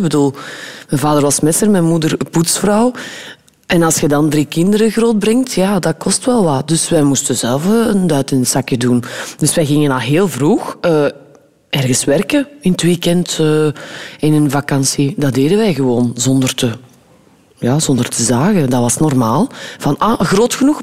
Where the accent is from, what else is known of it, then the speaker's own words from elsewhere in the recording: West Flanders, Belgium; ik ben ook een West-Vlaming